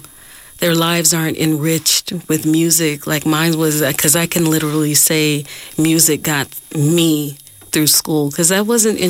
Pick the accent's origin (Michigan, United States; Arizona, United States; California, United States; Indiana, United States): California, United States; Oakland; I'm from Oakland, California. Mm-hmm. I've been here since I was 10 years old. I come from a family that love music.